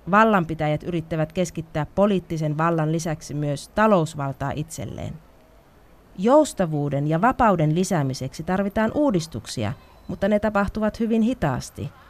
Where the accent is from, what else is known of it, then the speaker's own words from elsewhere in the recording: Varna, Varna Province, Bulgaria; Olen myös aktiivinen kulttuurialalla kotikaupungissani Varnassa